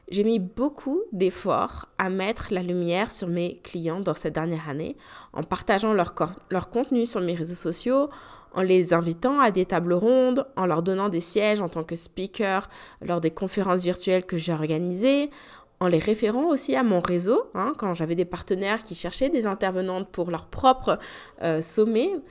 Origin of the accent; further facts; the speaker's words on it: France; moved away; la visite de ma famille pour la première fois depuis que j'ai quitté la France, donc ça fait quand même sept ans